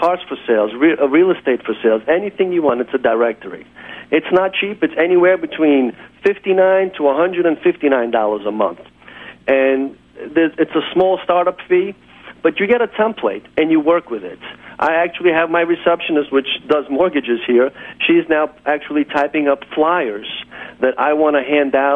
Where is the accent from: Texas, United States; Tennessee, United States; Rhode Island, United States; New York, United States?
New York, United States; New York City; I work, my office is in Kew Gardens